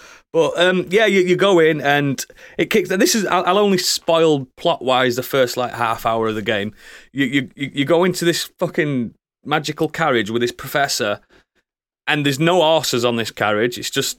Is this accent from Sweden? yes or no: no; Yorkshire and the Humber, United Kingdom; I've had to stop myself saying Hogwarts because I'm from West Yorkshire and we say Warts instead of.